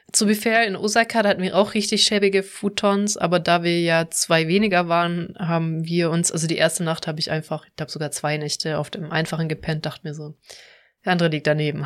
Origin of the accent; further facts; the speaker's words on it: Baden-Württemberg, Germany; moved away; also born or lived in Cologne; ich komme ja aus dem Süden aus Baden-Württemberg